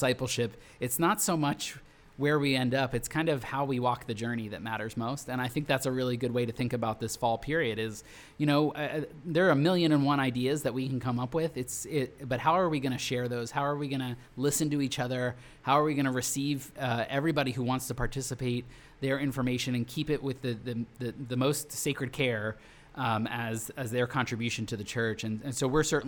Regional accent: Philadelphia, Pennsylvania, United States; I'm from Philadelphia

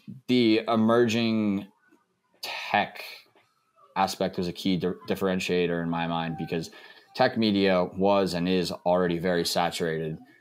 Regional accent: Texas, United States; I grew up in Texas

